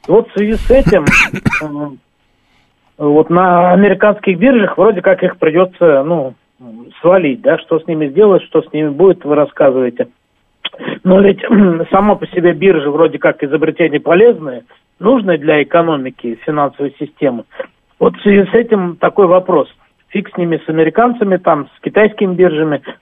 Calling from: Bashkortostan, Russia; Здравствуйте, … из Башкирии.

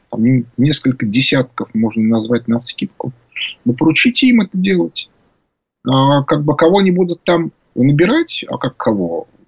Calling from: Saint Petersburg, Russia

